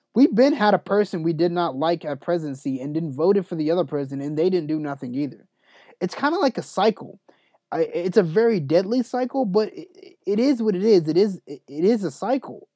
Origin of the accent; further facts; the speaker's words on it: United States; us as the American people